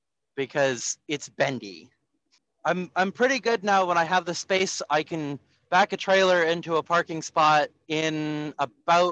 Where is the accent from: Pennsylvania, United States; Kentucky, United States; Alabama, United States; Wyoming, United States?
Pennsylvania, United States; Asher's Candies from my hometown in Pennsylvania